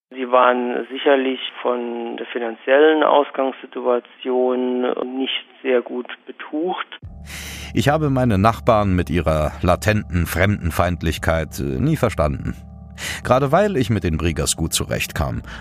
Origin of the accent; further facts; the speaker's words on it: Frauenkron, North Rhine-Westphalia, Germany; Ich bin in Frauenkron aufgewachsen. Meine ganze Familie stammt aus der Eifel, seit Generationen schon.